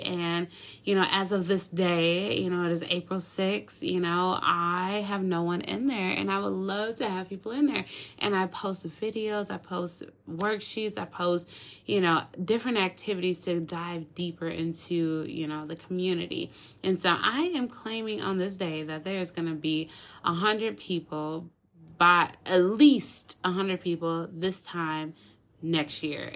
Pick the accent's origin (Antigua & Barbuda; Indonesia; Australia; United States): United States; Minneapolis, Minnesota; moved away as an adult; now in Dallas-Fort Worth, United States; I grew up in Minneapolis, you know, born and raised